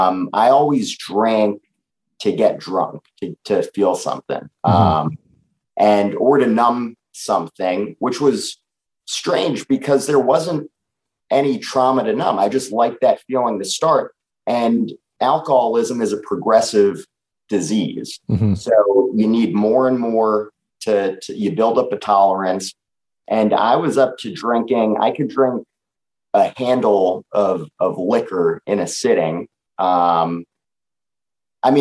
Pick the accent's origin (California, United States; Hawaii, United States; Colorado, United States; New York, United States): New York, United States; I'm a 31-year-old guy living in New York City, born and raised in New York.